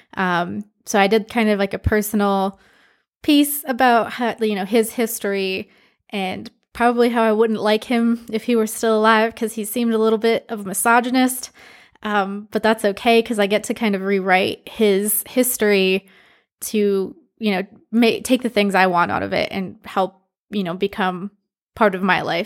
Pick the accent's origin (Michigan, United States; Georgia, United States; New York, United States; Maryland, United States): Michigan, United States; moved away as an adult; also born or lived in Philadelphia; now in Texas, United States; I grew up in Michigan, which has a very distinct car culture